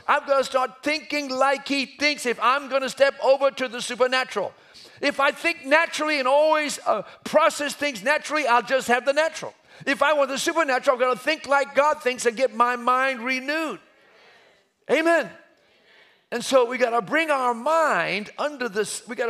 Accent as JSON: {"language": "English", "town": "Umbabon", "country": "Eswatini", "tie": "born or raised there", "said": "I was raised in Africa. I'm an African. I just happen to be white. But I was raised in, remember, a mission station, Umbabon, Swaziland."}